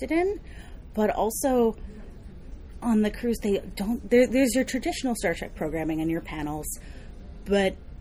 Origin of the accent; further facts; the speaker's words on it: New York City, New York, United States; from Brooklyn, New